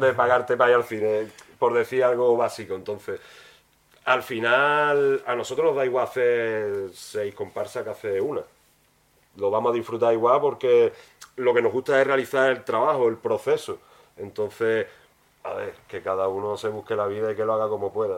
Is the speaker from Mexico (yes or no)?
no; Huelva, Andalusia, Spain; te tengo que decir también mi barrio, yo soy del Huerto Paco